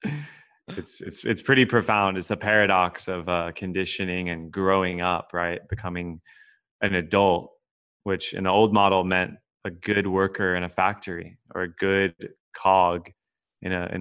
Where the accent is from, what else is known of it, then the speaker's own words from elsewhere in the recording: Texas, United States; moved away as an adult; also born or lived in California; I was born and raised in Texas, grew up very middle class